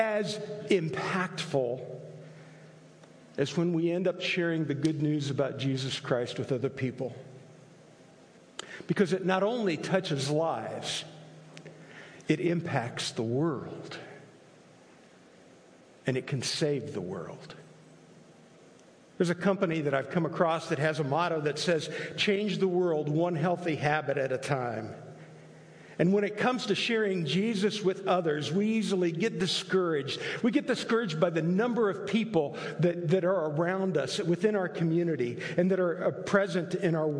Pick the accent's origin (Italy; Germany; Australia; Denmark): Italy; moved away; I grew up in Italy